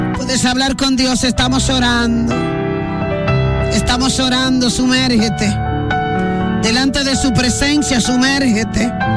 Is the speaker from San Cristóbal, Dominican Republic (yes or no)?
yes; Villa Altagracia, San Cristóbal, Dominican Republic; yo me crié un tiempo en Villa Altagracia